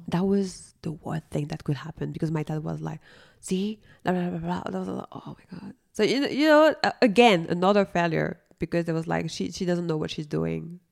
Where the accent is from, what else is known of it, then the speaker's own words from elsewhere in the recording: Paris, Île-de-France, France; I'm coming from Paris. I mean, the Paris area